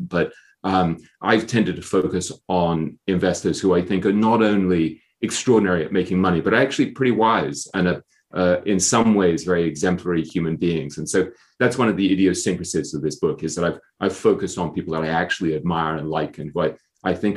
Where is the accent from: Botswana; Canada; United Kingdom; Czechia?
United Kingdom; England; moved away as an adult; also born or lived in Hong Kong / London / New York; I grew up in England.